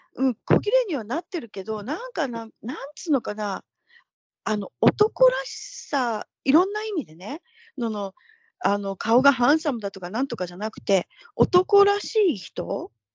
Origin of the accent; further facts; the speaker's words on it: Tokyo, Japan; moved away as an adult; now in Northern California, United States; 私東京なんですけど、出身